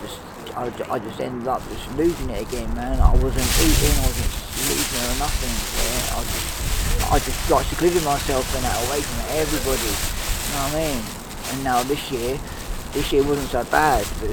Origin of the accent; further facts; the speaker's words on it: London, United Kingdom; now in Newcastle upon Tyne, United Kingdom; In London, I was brought up